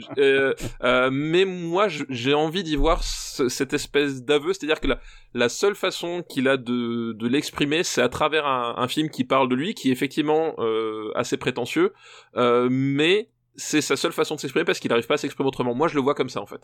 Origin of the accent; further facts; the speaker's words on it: Alsace, Grand Est, France; je suis alsacien